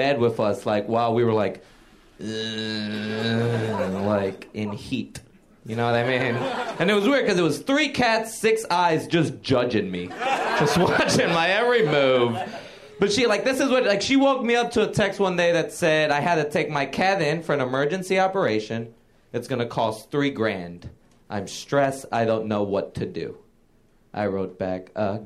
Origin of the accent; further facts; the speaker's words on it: Puerto Rico; now in New York, United States; I grew up in Puerto Rico